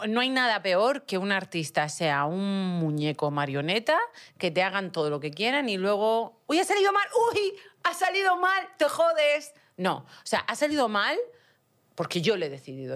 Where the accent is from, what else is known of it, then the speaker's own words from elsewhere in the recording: Region of Murcia, Spain; accent: Murcian; moved away; also born or lived in Utah, United States; En español tengo acento murciano